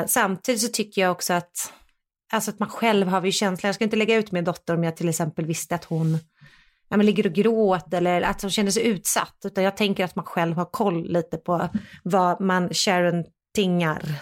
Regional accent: Sweden; jag är ju fortfarande svensk

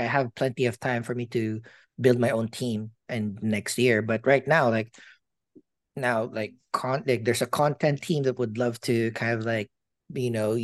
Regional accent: Philippines; moved away; I'm a Filipino

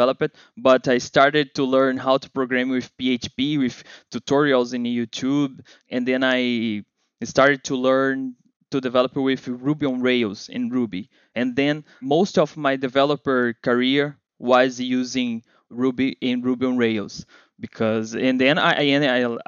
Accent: Rio de Janeiro, Brazil; accent: Brazilian; English is a second language; I am here from Brazil, Rio de Janeiro

